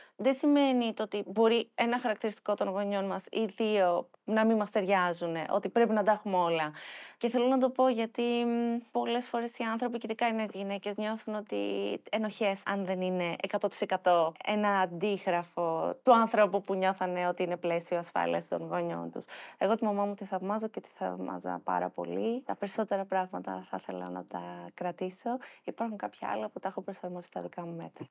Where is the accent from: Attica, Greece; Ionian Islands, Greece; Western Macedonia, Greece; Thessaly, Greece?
Attica, Greece; Athens; γεννήθηκα στην Αθήνα, μεγάλωσα στην Αθήνα